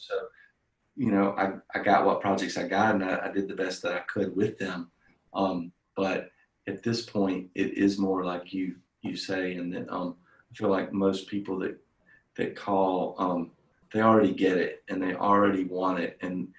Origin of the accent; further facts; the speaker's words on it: Ireland; I'm Irish, so I always say that creativity is 80% alcohol, and the other 20% is caffeine.